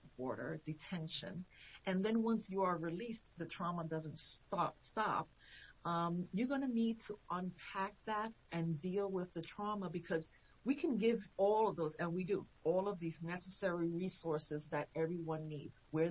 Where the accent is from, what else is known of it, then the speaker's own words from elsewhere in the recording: New York, United States; also born or lived in Puerto Rico / Pennsylvania; now in Chester County, Pennsylvania, United States; I was born in New York